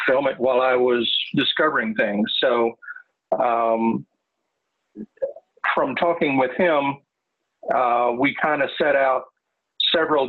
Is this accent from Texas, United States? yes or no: yes; Texas, United States; moved away as an adult; also born or lived in Reading, Pennsylvania; now in Pennsylvania, United States; I'm originally from Texas